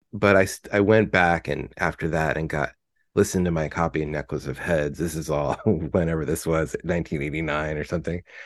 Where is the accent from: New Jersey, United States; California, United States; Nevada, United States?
California, United States; Fullerton; I'm from Fullerton, California